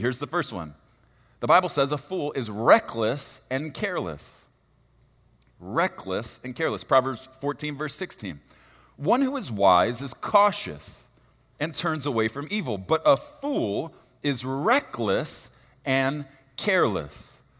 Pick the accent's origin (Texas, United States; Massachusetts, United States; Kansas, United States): Texas, United States; I'm from Texas, and, and so it will make sense that I don't use good English